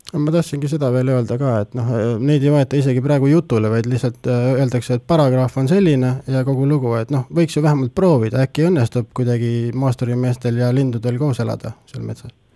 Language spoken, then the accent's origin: Estonian; Pärnu, Pärnu County, Estonia; now in Tartu, Estonia; ma ise olen Pärnust pärit